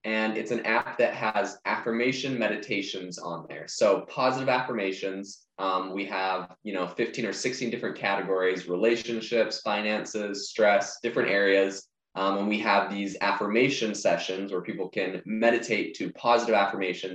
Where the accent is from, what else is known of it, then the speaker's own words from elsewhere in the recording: Vancouver Island, British Columbia, Canada; now in Arizona, United States; I'm originally from Vancouver Island in Canada. So I am in Arizona now